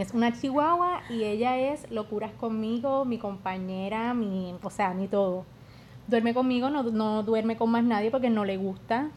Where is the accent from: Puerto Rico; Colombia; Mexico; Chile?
Puerto Rico; Yauco; yo soy de Yauco